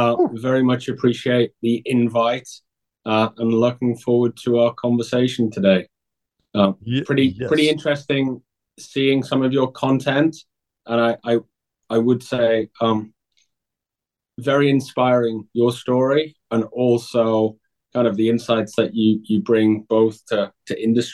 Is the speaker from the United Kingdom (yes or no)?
yes; Newcastle, North East England, United Kingdom; I'm originally from Newcastle, England. So that's a northeast, about 100 miles south of Scotland.